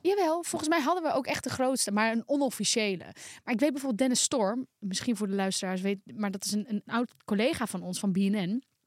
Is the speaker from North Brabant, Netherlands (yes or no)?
no; Volendam, North Holland, Netherlands; ik kom toch uit Volendam.